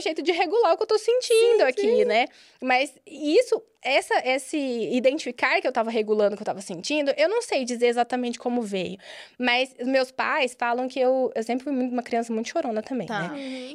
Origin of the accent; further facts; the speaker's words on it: Minas Gerais, Brazil; Eu sou mineira, nasci em Minas